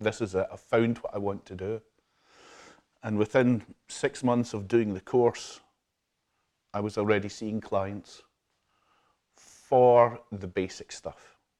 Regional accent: Glasgow, Scotland, United Kingdom; also born or lived in Ayr / Troon; I was born and brought up in Glasgow in the South Side in King's Park, not far from Hampden.

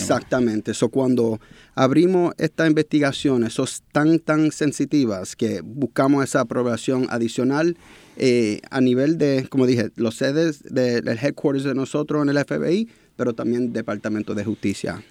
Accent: New York, United States; moved away as an adult; also born or lived in Puerto Rico; now in San Juan, Puerto Rico; nacido y criado en Nueva York, padre puertorriqueño, pero pasé los veranos, navidades con los abuelos aquí en Puerto Rico

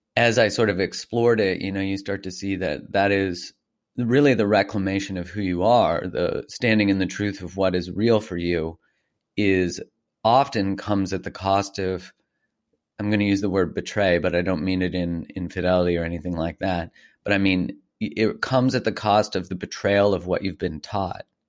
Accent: Calgary, Alberta, Canada; I grew up in Calgary, in Canada, just north of Montana

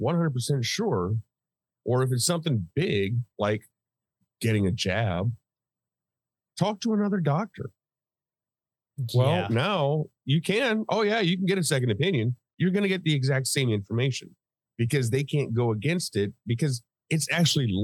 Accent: United States; also born or lived in Europe; I'm the American here

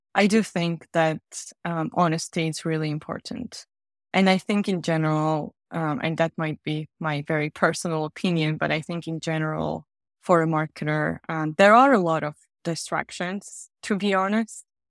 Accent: Georgia; moved away as an adult; also born or lived in Riga, Latvia / France / Germany; now in London, United Kingdom; I'm originally from Georgia, the country, not the state

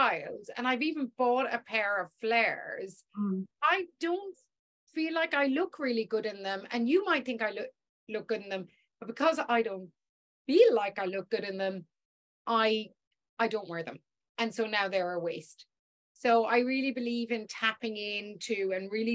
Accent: Ireland; I'm Irish

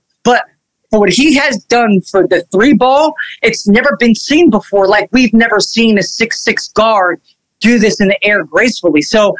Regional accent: Elizabeth, New Jersey, United States; I grew up in Elizabeth, New Jersey

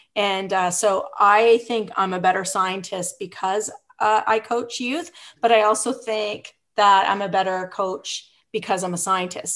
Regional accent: Revelstoke, British Columbia, Canada; moved away as an adult; also born or lived in Vancouver / Ottawa; now in Ontario, Canada; I grew up in British Columbia in this small town called Revelstoke

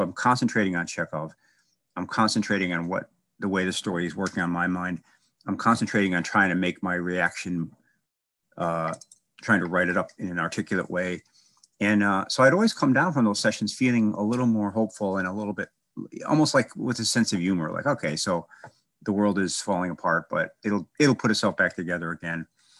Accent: Chicago, Illinois, United States; I was from Chicago, kind of a, I guess you would be a working class part. And I read a little bit as a kid

